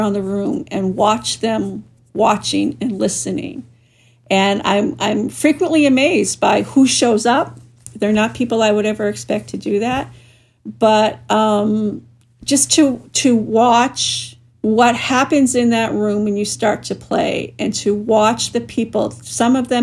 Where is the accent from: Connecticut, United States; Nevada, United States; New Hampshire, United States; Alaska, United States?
New Hampshire, United States; my home state of New Hampshire